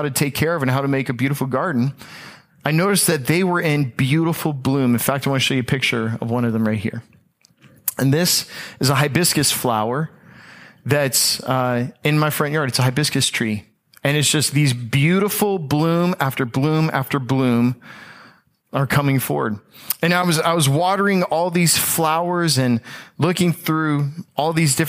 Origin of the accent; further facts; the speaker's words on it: Tampa, Florida, United States; I am from the Tampa Bay area